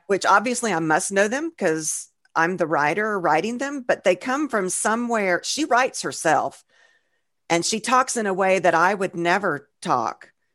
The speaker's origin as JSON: {"language": "English", "region": "Georgia", "country": "United States", "said": "we're from Georgia, so we're country bumpkins, too"}